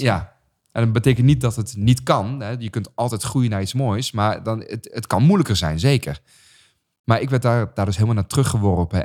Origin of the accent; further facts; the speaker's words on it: Raamsdonksveer, North Brabant, Netherlands; gewoon geboren getogen in Brabant